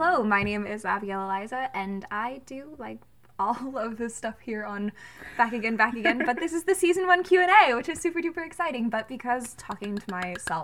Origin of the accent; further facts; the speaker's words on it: Georgia, United States; I grew up in Georgia